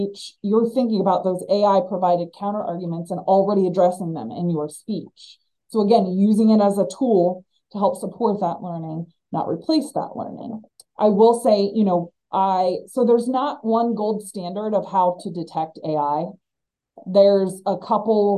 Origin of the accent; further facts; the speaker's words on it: Northeast Ohio, United States; Home to me is Northeast Ohio.